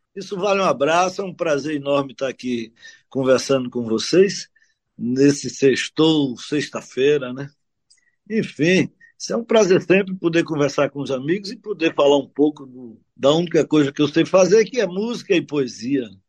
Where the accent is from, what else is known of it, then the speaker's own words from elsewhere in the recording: Northeast Region, Brazil; accent: Northeastern; eu sou um compositor brasileiro, nordestino brasileiro